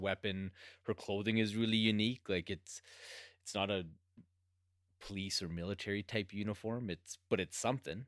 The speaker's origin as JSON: {"language": "English", "country": "Canada", "said": "being Canadian"}